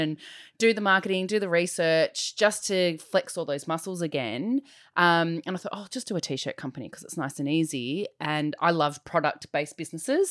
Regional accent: Diamond Creek, Victoria, Australia; I grew up in Diamond Creek

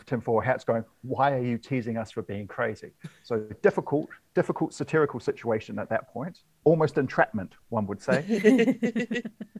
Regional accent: Wellington, New Zealand; moved away; I've just got back to my hometown of Wellington

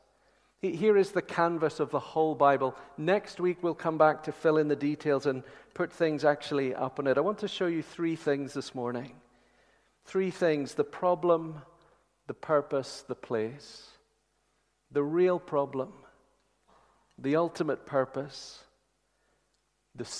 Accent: Northern Ireland, United Kingdom; accent: Northern Irish; My Northern Irish accent

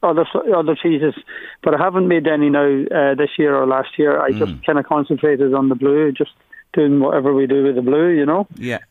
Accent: Glasgow, Scotland, United Kingdom; also born or lived in Donegal, Ireland; now in Louth, Ireland; I was born in Glasgow. My parents are from just outside Donegal town, both of them. So they moved back many years ago. And my mother just said she'd enough of Glasgow and wanted to go back to Donegal.

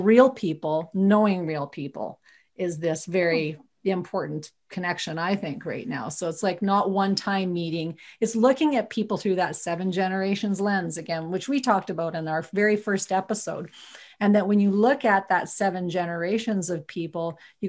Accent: Viking, Alberta, Canada; I'm from Viking, Alberta.

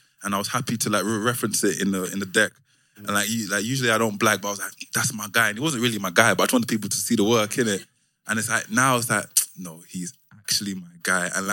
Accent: London, United Kingdom; moved away as an adult; now in Amsterdam, Netherlands; I'm from South East London, and I always felt like I just lived in the area, but people took pride in being from Deptford.

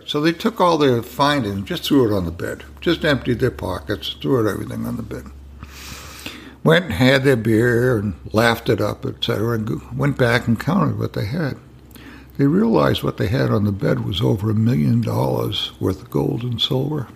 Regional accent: New England, United States; now in Sebastian, United States; I'm from New England

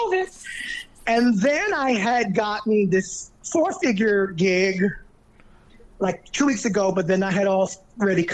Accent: New York, United States; I'm from New York.

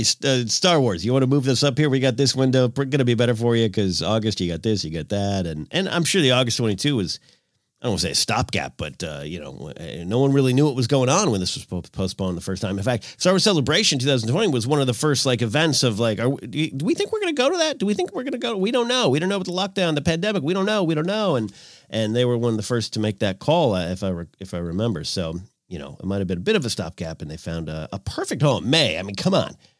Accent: Arroyo Grande, California, United States; moved away as an adult; I had moved out of my hometown in nineteen ninety-eight

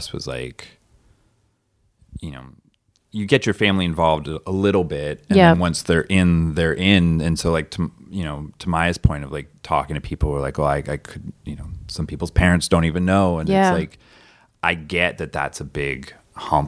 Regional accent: Bainbridge Island, Washington, United States; my hometown on Bainbridge Island outside of Seattle

